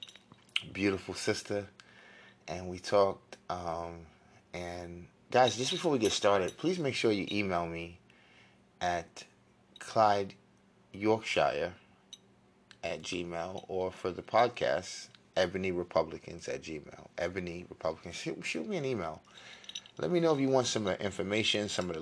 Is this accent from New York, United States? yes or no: yes; New York, United States; I'm from New York.